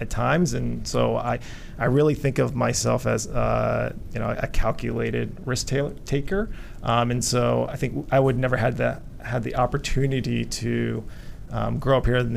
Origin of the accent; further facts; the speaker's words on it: Richmond, Virginia, United States; also born or lived in Vietnam; I grew up in Richmond, Virginia